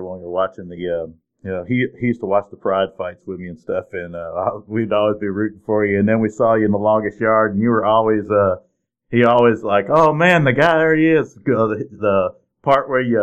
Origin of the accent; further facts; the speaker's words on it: Illinois, United States; I'm from Illinois